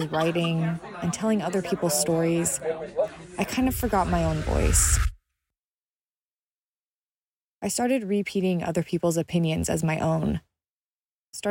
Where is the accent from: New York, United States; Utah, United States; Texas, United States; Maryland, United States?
Utah, United States; I grew up in Utah, where our pick-me-ups are 44-ounce drinks of dirty Dr. Pepper